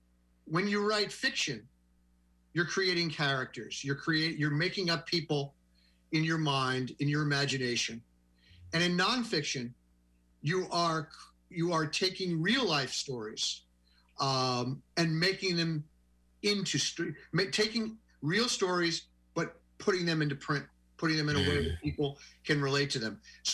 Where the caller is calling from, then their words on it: Providence, Rhode Island, United States; Well, I'm in Providence, Rhode Island.